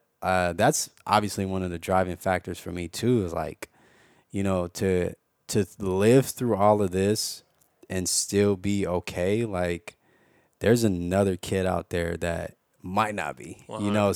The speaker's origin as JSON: {"language": "English", "town": "Los Angeles", "region": "California", "country": "United States", "said": "Yeah. And well, Baldwin Hills."}